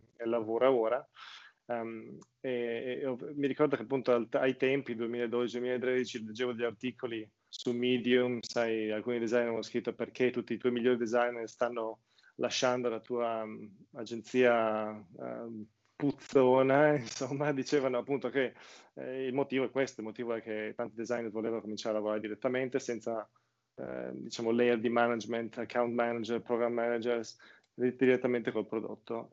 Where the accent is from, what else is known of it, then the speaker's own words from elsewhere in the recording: outside Udine, Friuli-Venezia Giulia, Italy; moved away as an adult; also born or lived in Portugal; now in London, United Kingdom; io comunque sono nato in Friuli, fuori Udine, una cittadina de, di milleduecento persone